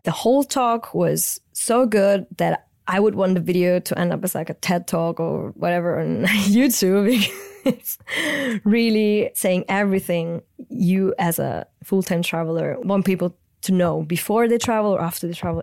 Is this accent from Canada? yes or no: no; central Italy near Rome, Lazio, Italy; English is a second language; moved away; I grew up in central Italy near Rome on the coast with a German mother, Italian father